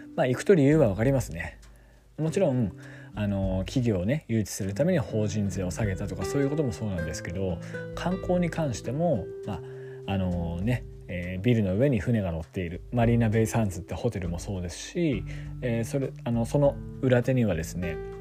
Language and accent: Japanese; Yamagata, Japan; also born or lived in Sendai; 山形県、我が地元山形県